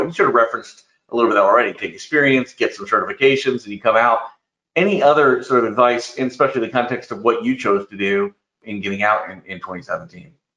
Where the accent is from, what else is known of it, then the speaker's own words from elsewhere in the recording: Indiana, United States; I grew up in Indiana, so we're you know neighbors, so to speak, in the Midwest